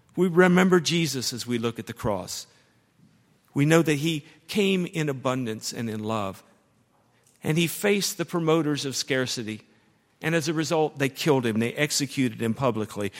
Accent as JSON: {"language": "English", "town": "Dayton", "region": "Ohio", "country": "United States", "moved": "yes", "lives_now": "Louisville, United States", "said": "We're both from Dayton, Ohio, and now we're both in Kentucky, me and Louisville"}